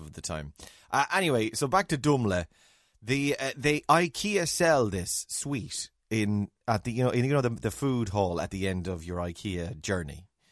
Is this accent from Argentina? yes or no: no; Ireland; accent: Irish; as Irish, uh, English speaking Irish people with Irish accents